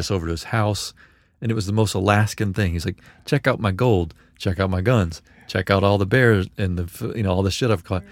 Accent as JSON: {"language": "English", "town": "Memphis", "region": "Tennessee", "country": "United States", "said": "I was from Memphis."}